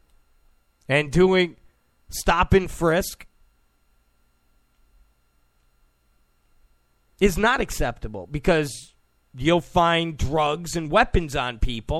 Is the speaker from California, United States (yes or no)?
no; Rochester, New York, United States; also born or lived in Penfield, New York; I'm from Rochester, New York. I lived in Penfield